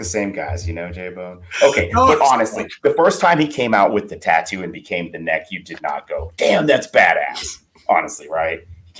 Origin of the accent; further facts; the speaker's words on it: Texas, United States; I grew up in the Texas territory, right?